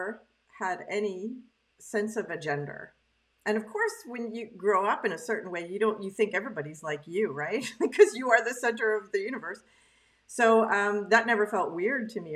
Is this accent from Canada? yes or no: yes; Canada; now in Quebec, Canada; I was raised in English Canada by a French Canadian family, and now I'm in Quebec